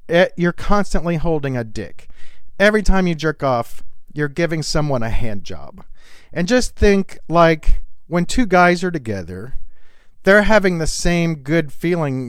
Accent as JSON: {"language": "English", "region": "the South", "country": "United States", "tie": "born or raised there", "said": "I grew up in the South, and in the South, back when I was a kid"}